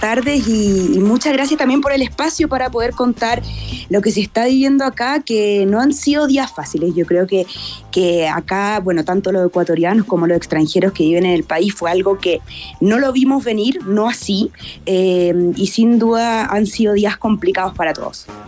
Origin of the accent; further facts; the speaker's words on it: Chile; moved away as an adult; now in Quito, Ecuador; nosotros como chilenos